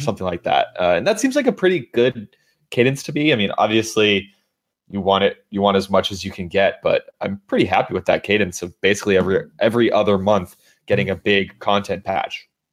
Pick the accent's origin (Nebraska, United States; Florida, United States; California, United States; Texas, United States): California, United States; as a Californian